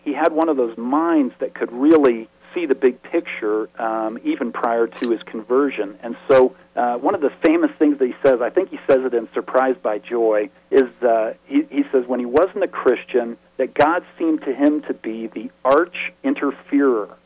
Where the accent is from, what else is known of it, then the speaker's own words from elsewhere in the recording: the West, United States; I'm from the West